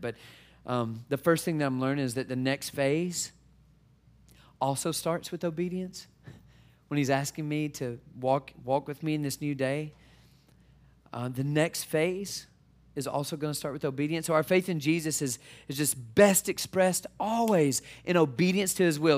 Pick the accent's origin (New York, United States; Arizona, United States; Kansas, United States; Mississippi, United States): Mississippi, United States; moved away as an adult; also born or lived in Detroit, Michigan; I'm originally from Mississippi. And so we took our southern family to Detroit